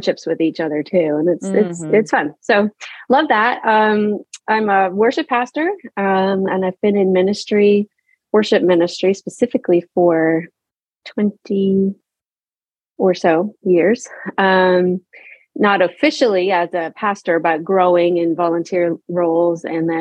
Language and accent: English; Halifax, Nova Scotia, Canada; moved away as an adult; also born or lived in Prince Edward Island / New Brunswick; We grew up in Nova Scotia, so in a port city, so right on the water, Halifax